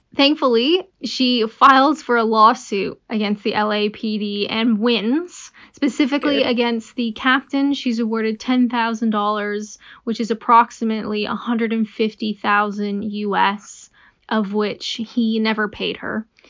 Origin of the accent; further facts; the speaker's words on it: Canada; I'm Canadian